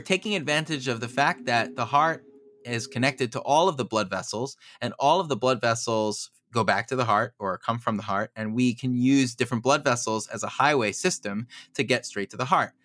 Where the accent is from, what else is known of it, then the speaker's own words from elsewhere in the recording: United States; now in Baltimore, United States; I grew up in Muncie originally